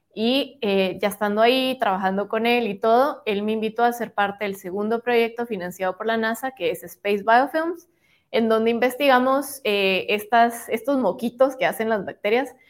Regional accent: Guatemala; como guatemaltecos

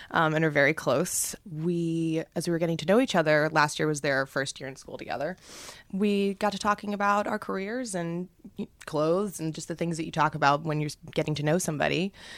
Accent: New York, United States; I am from Manhattan, from the Upper East Side, born and raised

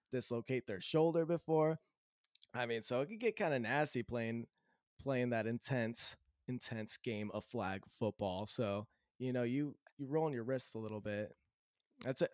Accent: Southern California, United States; also born or lived in Idaho / greater Seattle area; now in Seattle area, United States; I was born in Southern California, and uh, my my mom, dad, brother, sister, all grew up in Southern California.

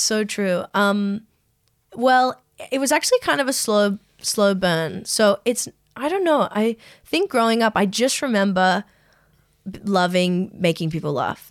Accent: Strathfield, New South Wales, Australia; I grew up in Strathfield

